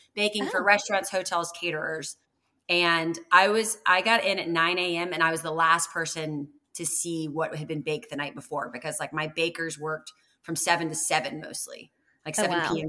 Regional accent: Atlanta, Georgia, United States; also born or lived in Panama; I grew up in Atlanta

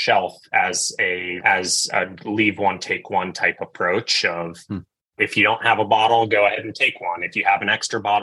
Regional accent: Belmont, Massachusetts, United States; I'm from Boston, Massachusetts. I grew up in a small town just outside called Belmont

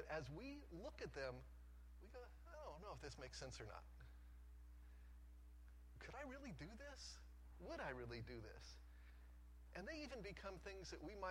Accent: Colorado, United States; moved away as an adult; now in Jacksonville, United States; I grew up in Colorado

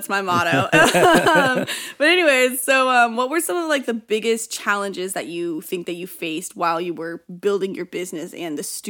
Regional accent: Walnut Creek, California, United States; I was born in Walnut Creek.

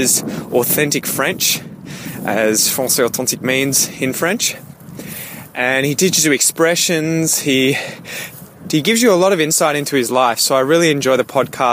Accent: Australia; accent: Australian; the English dialect spoken in Australia and you wanted to copy my accent

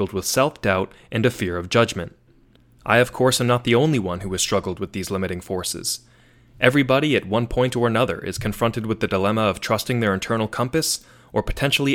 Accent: Tewksbury, Massachusetts, United States; moved away as an adult; also born or lived in Syracuse, New York; now in Washington, D.C., United States; I grew up in Massachusetts, and although I moved around a few times, I spent most of my early years in the town of Tewksbury, Massachusetts

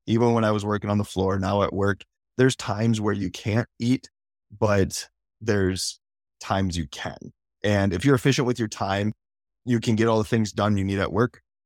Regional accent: South Dakota, United States; I'm from South Dakota

